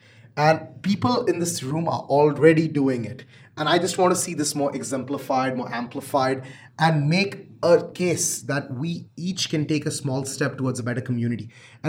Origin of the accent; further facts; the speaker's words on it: Canada; And I'm very proud to be a Canadian entrepreneur.